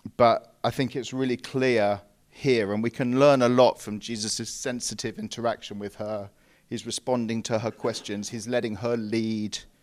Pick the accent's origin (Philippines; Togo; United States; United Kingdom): United Kingdom; England; we English